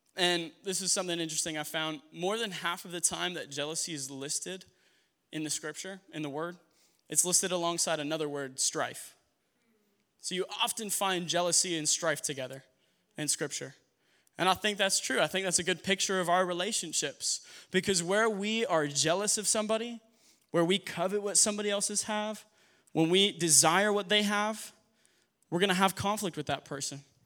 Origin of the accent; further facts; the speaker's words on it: New Mexico, United States; I'm from New Mexico